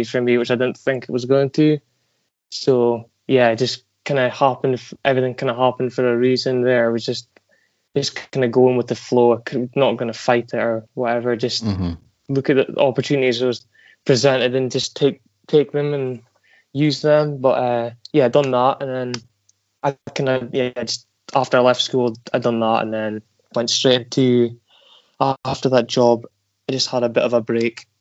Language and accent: English; Aberdeen, Scotland, United Kingdom; I was born in Aberdeen, northeast of Scotland. And I've stayed here all my life